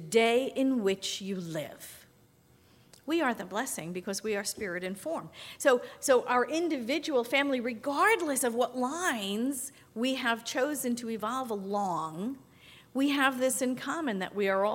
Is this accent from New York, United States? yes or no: yes; New York, United States; first language English; I grew up in New York. I spoke English